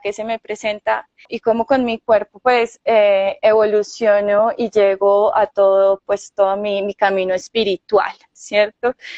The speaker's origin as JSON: {"language": "Spanish", "town": "Manizales", "region": "Caldas", "country": "Colombia", "said": "yo soy de acá de Manizales"}